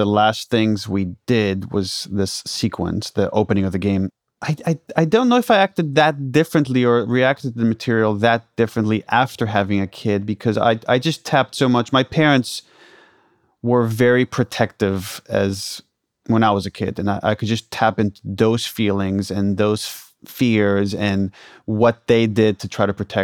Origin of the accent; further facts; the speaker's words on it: Israel; moved away; I'm originally from Israel